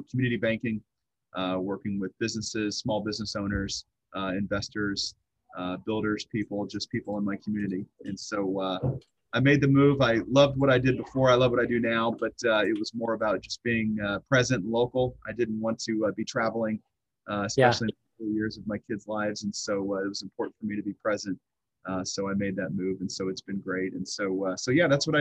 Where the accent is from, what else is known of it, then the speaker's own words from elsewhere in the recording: Southwest Missouri, United States; I'm from Southwest Missouri. This is where I stem and grew up.